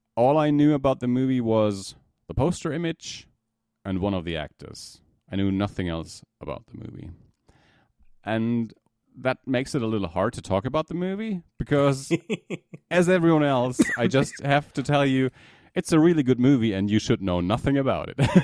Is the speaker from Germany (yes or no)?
yes; Germany; from Germany